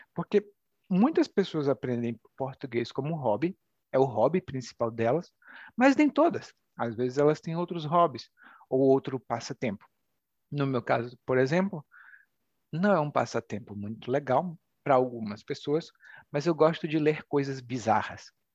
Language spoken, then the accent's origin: Portuguese; Brazil